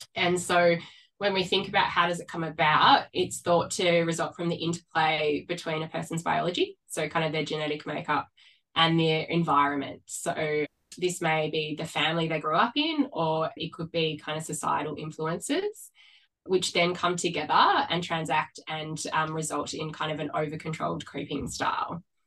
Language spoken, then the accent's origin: English; Sydney, New South Wales, Australia; moved away as an adult; now in Melbourne, Australia; I grew up on the Northern Beaches in Sydney and I relocated to Melbourne about 12 years ago